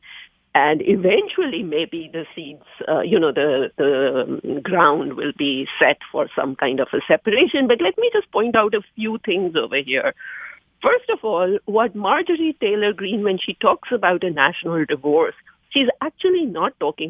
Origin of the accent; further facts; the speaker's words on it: India; moved away; I come from India